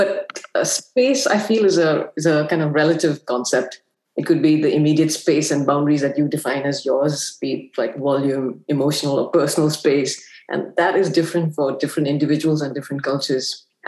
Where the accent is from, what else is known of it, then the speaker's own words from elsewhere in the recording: Singapore; also born or lived in Afghanistan; Afghanistan, where I spent most of my formative years, which was during the Soviet occupation. And I'm Singaporean.